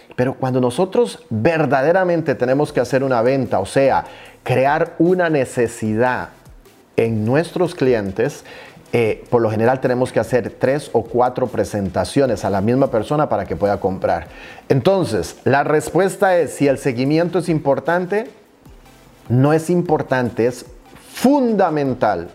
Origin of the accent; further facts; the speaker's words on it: Costa Rica; decimos en mi país natal, Costa Rica